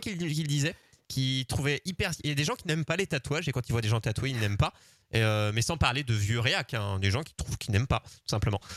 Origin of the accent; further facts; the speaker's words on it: the Dinard / Saint-Malo coast, Brittany, France; d'où je viens, du côté de Dinard, Saint-Malo